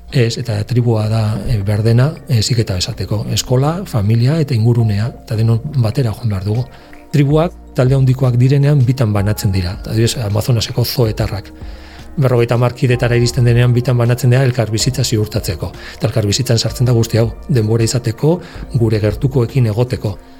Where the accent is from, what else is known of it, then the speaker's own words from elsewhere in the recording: Navarre, Spain; gure Nafarroan